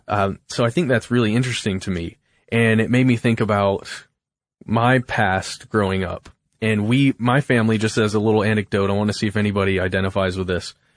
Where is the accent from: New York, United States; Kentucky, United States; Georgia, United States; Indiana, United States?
Georgia, United States; Alpharetta; I was born in Alpharetta, Georgia, and I have lived less than fifty miles from there my whole life